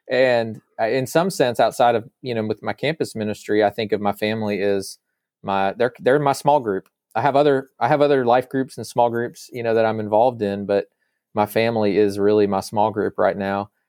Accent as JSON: {"language": "English", "region": "Virginia", "country": "United States", "tie": "born or raised there", "also_born_or_lived": "Arkansas, United States", "said": "But primarily, I grew up in Northern Virginia near the Washington D.C. area because of that, and then we eventually moved back to uh, the south to Arkansas near where some of his his and my mom's family are."}